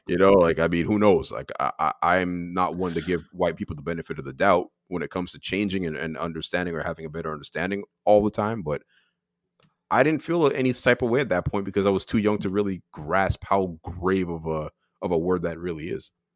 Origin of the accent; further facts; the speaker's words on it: Canada; I am born here, but my parents are born in Barbados